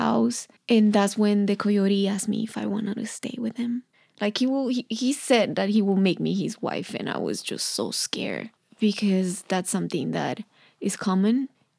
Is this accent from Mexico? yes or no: yes; Mexico; And I was like, I'm from Mexico.